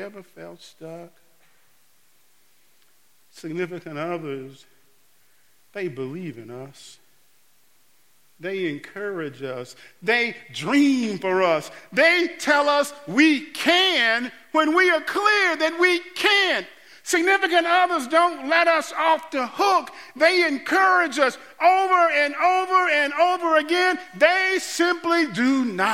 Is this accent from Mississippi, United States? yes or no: yes; Mississippi, United States; as a boy growing up in Mississippi going to piano lessons with Mrs. Woods